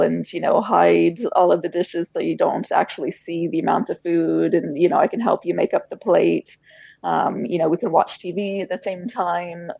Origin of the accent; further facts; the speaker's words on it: United States; moved away as an adult; now in Ireland; we're we're American. We were born in America, lived in Ireland eight years now